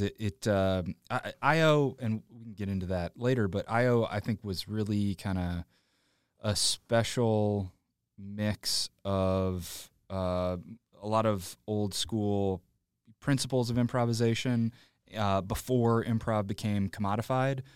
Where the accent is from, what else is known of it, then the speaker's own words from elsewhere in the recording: Joliet, Illinois, United States; I grew up in Joliet, which is past the suburbs, about ninety minutes southwest